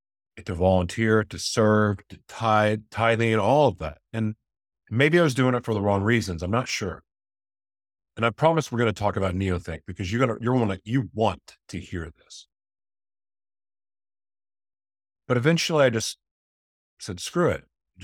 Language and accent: English; Oklahoma, United States; also born or lived in Hawaii / Florida / California / Nevada; now in Minnesota, United States; Growing up in Oklahoma, it just was different. So moving to Hawaii and moving to Florida, moving to California and then Vegas, Mexico, and now even in Minnesota, being around Native people again.